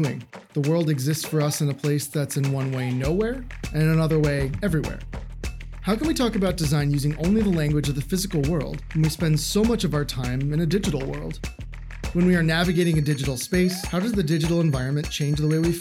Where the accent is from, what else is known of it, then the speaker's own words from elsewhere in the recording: East Coast, United States; now in Seattle, United States; I'm from the East Coast